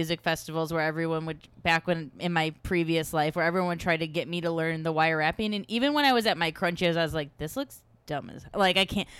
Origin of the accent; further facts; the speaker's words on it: Chicago, Illinois, United States; now in Los Angeles, United States; Because I'm from Chicago.